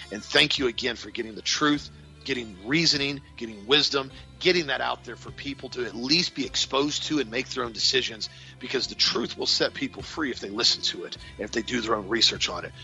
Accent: United States; us as American Christians

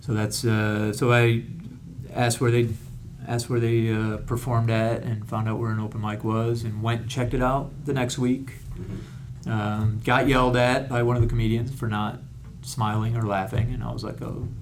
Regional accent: Rochester, New York, United States; moved away as an adult; now in Hawaii, United States; I'm from Rochester, New York

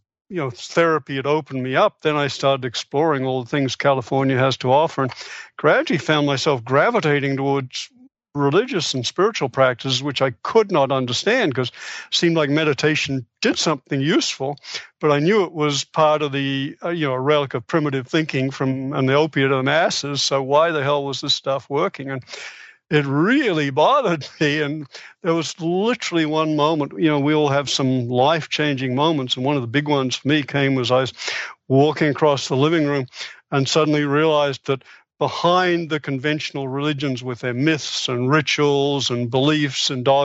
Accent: Australia; moved away as an adult; I was born in Australia. I came over here to do my, went through medical school in Australia, came over here to do specialty training in psychiatry.

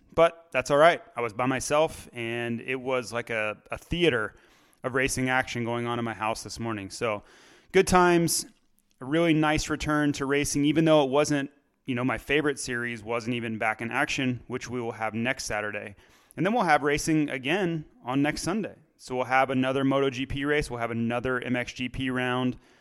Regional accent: United States; I'm an American.

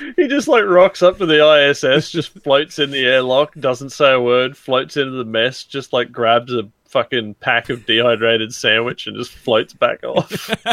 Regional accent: Australia; as an Australian

